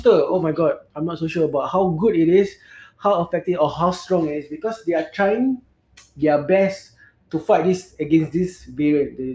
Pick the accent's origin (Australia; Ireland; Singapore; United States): Singapore; we as a Singaporean